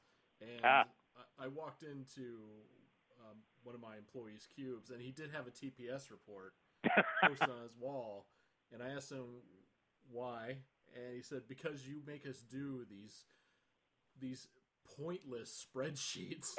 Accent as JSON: {"language": "English", "region": "Florida", "country": "United States", "tie": "born or raised there", "also_born_or_lived": "Los Angeles, United States", "moved": "as an adult", "said": "I moved back to my hometown in Florida when I couldn't make it in Hollywood."}